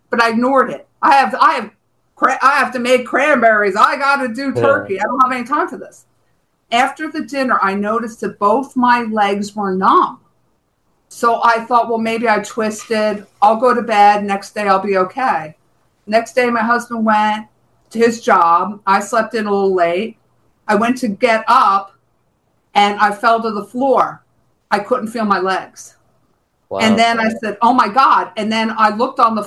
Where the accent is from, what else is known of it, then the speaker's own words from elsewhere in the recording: New Jersey, United States; moved away as an adult; also born or lived in Bronx, New York; now in Florida, United States; I was from New Jersey